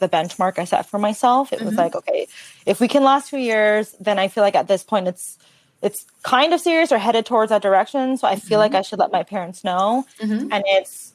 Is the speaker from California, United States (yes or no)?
yes; Redlands, California, United States; growing up in Redlands, it's a small town. Like, there wasn't a lot of diversity where I grew up